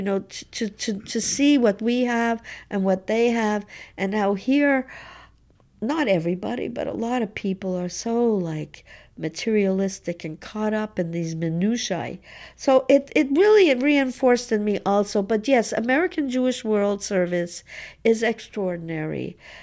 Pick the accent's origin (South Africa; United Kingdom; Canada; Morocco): Canada; Montreal, Quebec; It was, you know, it was just part of being in Montreal, being a Canadian.